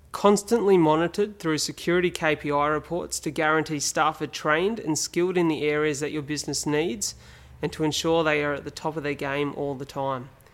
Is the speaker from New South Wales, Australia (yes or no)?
yes; Wollongong, New South Wales, Australia; Aboveline was started here in my hometown of Wollongong